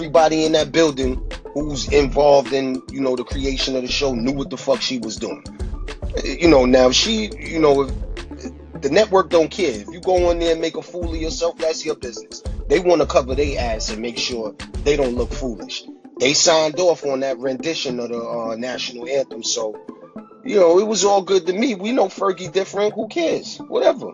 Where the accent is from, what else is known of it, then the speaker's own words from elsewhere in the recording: Brooklyn, New York, United States; I'm from Brooklyn